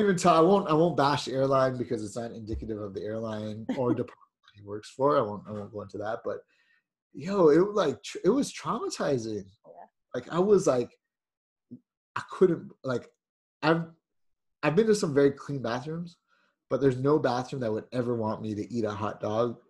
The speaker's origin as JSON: {"language": "English", "country": "Jamaica"}